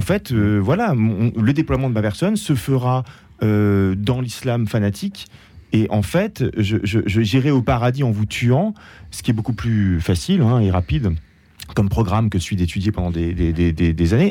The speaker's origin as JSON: {"language": "French", "country": "France", "said": "en tant que Français"}